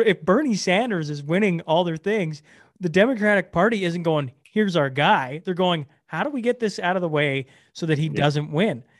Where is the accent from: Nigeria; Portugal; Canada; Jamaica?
Canada; I'm, I'm, I'm a Canadian.